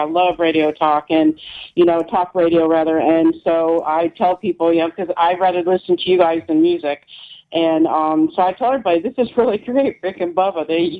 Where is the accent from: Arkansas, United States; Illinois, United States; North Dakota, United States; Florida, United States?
Florida, United States; South; moved away as an adult; also born or lived in Dawsonville, Georgia; I'm from South Florida.